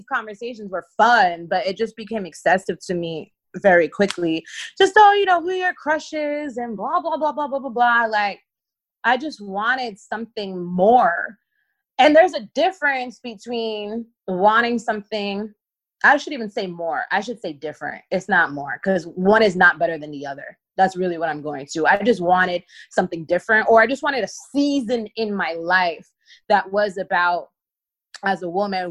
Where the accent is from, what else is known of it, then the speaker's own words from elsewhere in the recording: Spring Valley, New York, United States; I grew up in Rockland County, which is about 45 minutes to an hour outside of the city in Spring Valley